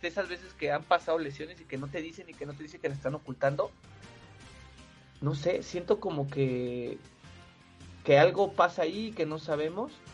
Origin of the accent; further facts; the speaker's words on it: Mexico; somos mexicanos